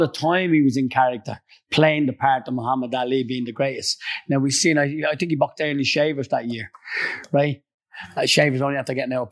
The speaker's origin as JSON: {"language": "English", "town": "Dublin", "region": "Leinster", "country": "Ireland", "said": "I came from Crumlin"}